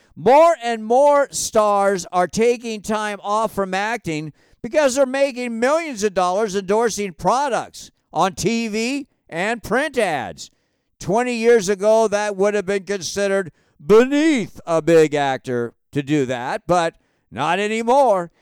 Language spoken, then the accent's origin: English; Hawaii, United States; moved away; growing up in Hawaii, we were taught as kids to always treat the animals of the ocean with the utmost respect.